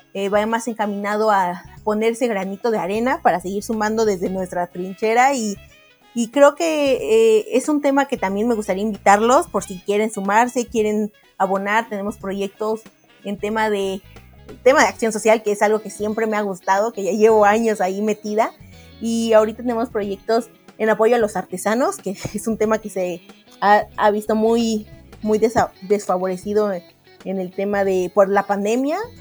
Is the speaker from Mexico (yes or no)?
yes; Mexico; como mexicanos